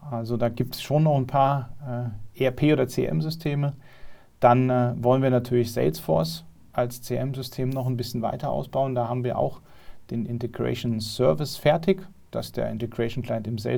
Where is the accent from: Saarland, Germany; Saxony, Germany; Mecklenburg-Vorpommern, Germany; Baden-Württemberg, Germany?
Saarland, Germany; Ich komme ja aus, aus der Nähe von Saarbrücken